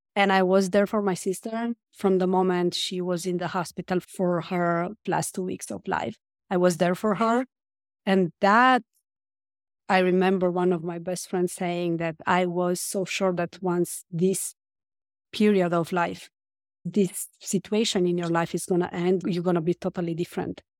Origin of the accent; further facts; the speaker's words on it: Romania; moved away as an adult; now in France; I grew up in Romania and I moved to France when I was an adult